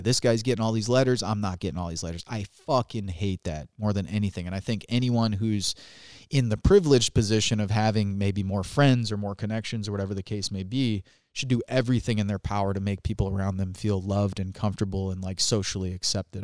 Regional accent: Chesterton, Indiana, United States; also born or lived in Chicago, Illinois; I moved from Illinois, from Chicago, Illinois to Chesterton, Indiana.

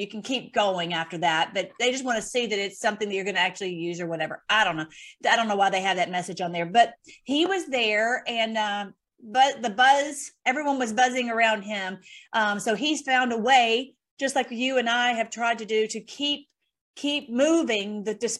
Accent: Nashville, Tennessee, United States; actually my accent is not nearly as strong as it used to be. I'm from Nashville originally.

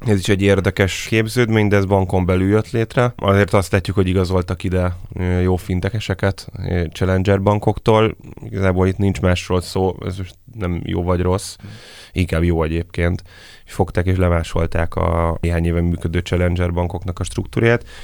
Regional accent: Hungary

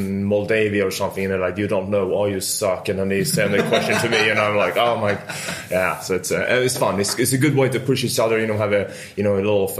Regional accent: Stockholm, Stockholm County, Sweden; moved away as an adult; now in London, United Kingdom; I'm Swedish and I'm from Stockholm.

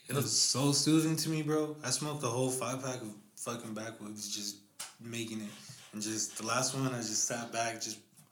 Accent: West Coast, United States; I'm from the West Coast.

